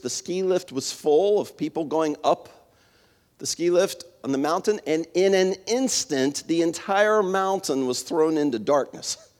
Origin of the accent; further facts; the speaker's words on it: Winchester, Virginia, United States; where I grew up in Winchester, in the Shenandoah Valley